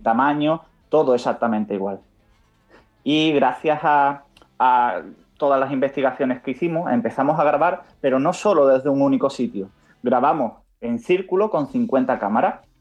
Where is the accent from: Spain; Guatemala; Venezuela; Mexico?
Spain; Cádiz, Andalusia; now in Madrid, Spain; nosotros aunque estamos en Madrid, somos de Cádiz